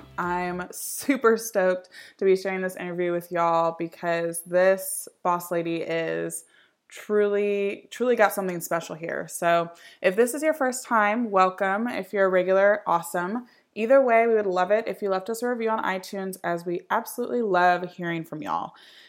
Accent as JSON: {"language": "English", "region": "Texas", "country": "United States", "tie": "born or raised there", "said": "from my home state of Texas."}